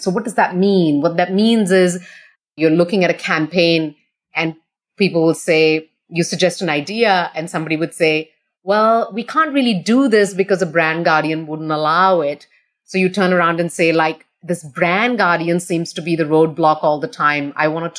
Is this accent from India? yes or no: yes; India; moved away as an adult; also born or lived in Australia; now in Singapore; I'm born and brought up in India. I left India when I was only about 20 years old